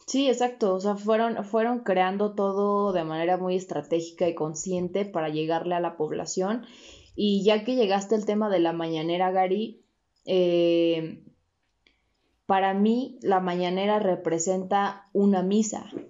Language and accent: Spanish; Mexico; como mexicanos